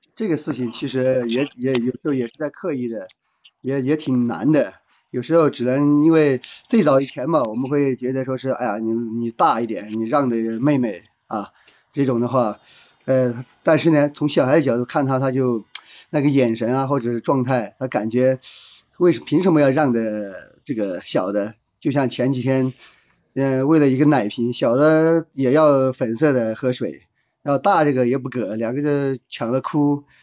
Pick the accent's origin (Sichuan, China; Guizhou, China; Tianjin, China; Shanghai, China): Guizhou, China; 来自贵州嗯，然后从事嗯。汽车，呃，四 S 店管理，大概有个七八年这个样子